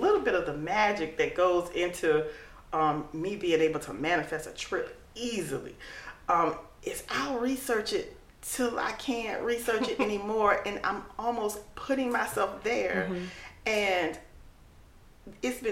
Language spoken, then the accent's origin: English; United States; I'll say, America